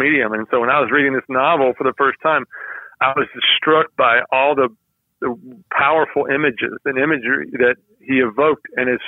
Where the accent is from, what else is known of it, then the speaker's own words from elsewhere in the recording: Georgia, United States; I grew up in Georgia